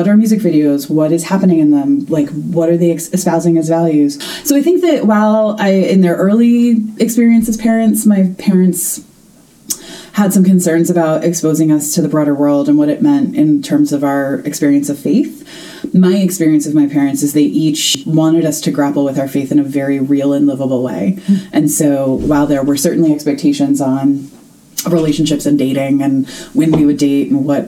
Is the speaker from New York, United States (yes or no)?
yes; near West Point, outside of New York City, United States; I grew up outside of New York City